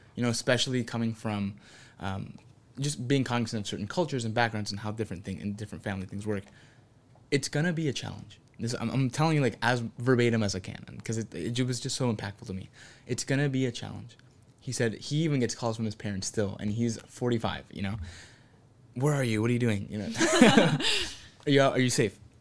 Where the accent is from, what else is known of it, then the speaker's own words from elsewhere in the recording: Santa Ana, California, United States; I'm from Santa Ana